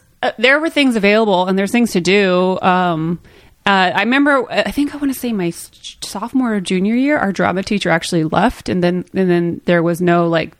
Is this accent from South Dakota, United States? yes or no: no; Modesto, California, United States; moved away; I was raised in Modesto.